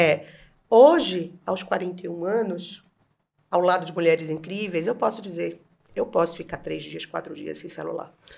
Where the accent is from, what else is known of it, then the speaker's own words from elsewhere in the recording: Bahia, Brazil; moved away; Eu, uma uhum. mulher gorda, nordestina